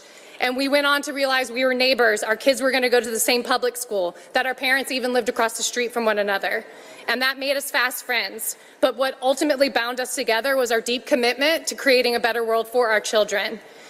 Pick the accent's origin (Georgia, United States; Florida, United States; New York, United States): Georgia, United States; Atlanta; I'm from Atlanta